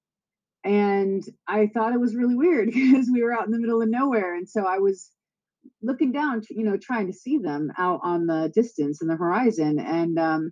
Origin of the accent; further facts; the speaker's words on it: Pennsylvania, United States; moved away as an adult; also born or lived in Montana / Seattle, Washington; I'm from Pennsylvania too. So I grew up in Pennsylvania